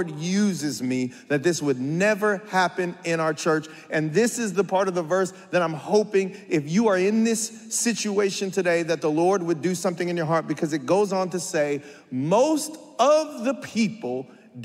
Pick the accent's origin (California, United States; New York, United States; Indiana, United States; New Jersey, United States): California, United States; San Bernardino; I'm from San Bernardino from a very young age, as long as I can remember, from 3 years old